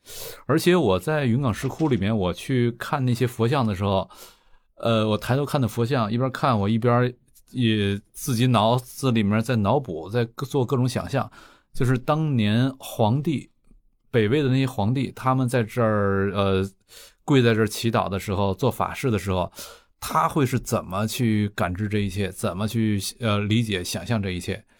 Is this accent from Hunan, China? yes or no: no; Fuxin, Liaoning, China; moved away; 在咱们老家辽宁阜新，